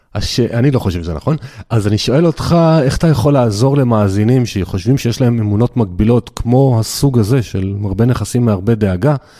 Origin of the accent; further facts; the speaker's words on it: the Krayot, Haifa District, Israel; אני, אני מהקריות